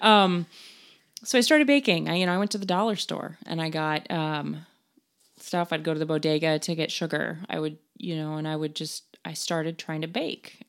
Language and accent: English; Denver, Colorado, United States; moved away; also born or lived in New York; I was born in Denver, I grew up in New York